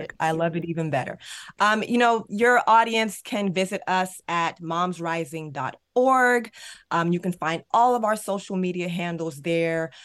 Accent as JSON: {"language": "English", "region": "Maryland", "country": "United States", "tie": "born or raised there", "said": "Maryland, my home state"}